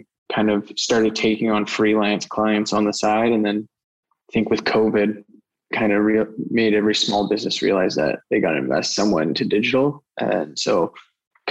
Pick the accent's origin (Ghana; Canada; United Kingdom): Canada; Surrey, British Columbia; I'm born and raised in Surrey, BC